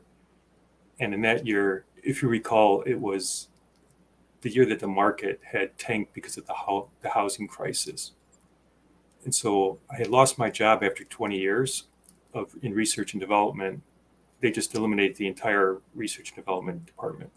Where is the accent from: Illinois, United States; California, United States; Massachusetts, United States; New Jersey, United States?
Illinois, United States; Chicago; moved away as an adult; also born or lived in Wisconsin / Minnesota; now in Rochester, United States; I grew up in the Midwest, in the Chicago area